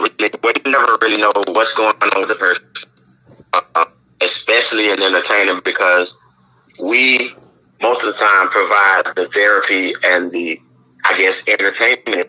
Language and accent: English; Mississippi, United States; accent: country; now in Tampa, United States; I'm originally from Mississippi, and now I reside in Tampa, Florida.